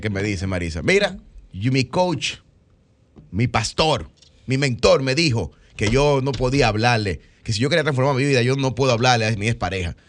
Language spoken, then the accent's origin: Spanish; Dominican Republic; nosotros somos dominicanos